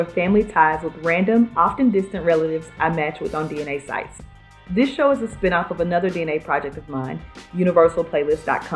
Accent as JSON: {"language": "English", "town": "Memphis", "region": "Tennessee", "country": "United States", "moved": "yes", "lives_now": "Dallas, United States", "said": "I'm originally from Memphis"}